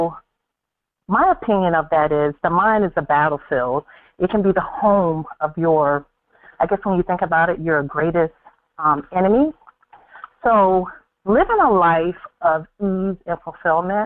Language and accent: English; Cambridge, Maryland, United States; I was born and raised on the Eastern Shore, Cambridge, Maryland.